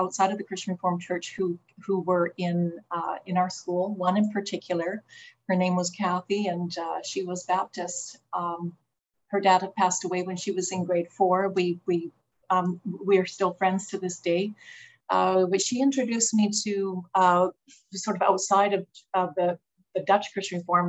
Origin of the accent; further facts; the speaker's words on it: Calgary, Alberta, Canada; also born or lived in Red Deer, Alberta; That's where I was born and grew up in Calgary